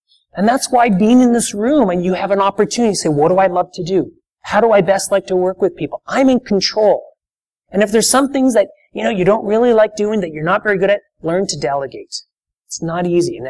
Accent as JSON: {"language": "English", "country": "Canada", "said": "That's part of being Canadian"}